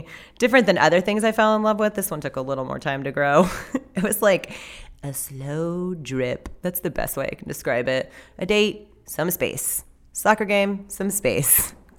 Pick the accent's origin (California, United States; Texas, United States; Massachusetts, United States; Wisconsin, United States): California, United States; I was born and raised in Southern California.